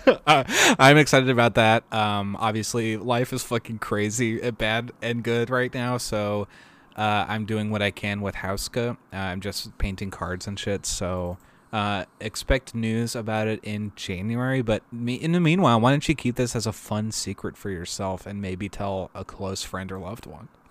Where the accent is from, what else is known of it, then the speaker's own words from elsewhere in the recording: Maryland, United States; I grew up in Maryland